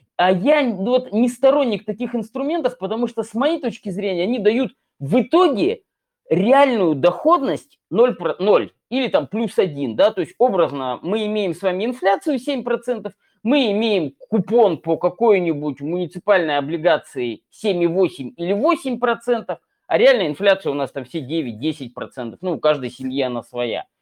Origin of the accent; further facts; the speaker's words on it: Chelyabinsk, Chelyabinsk Oblast, Russia; из моего родного города, Челябинска